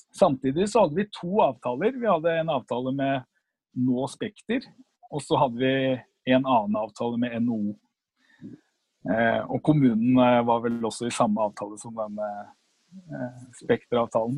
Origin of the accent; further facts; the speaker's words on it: Oslo, Norway; født og oppvokst på Linderud